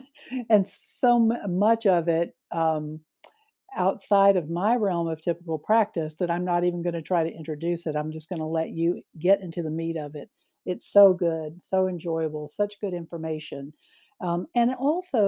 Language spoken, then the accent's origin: English; Mississippi, United States; my home state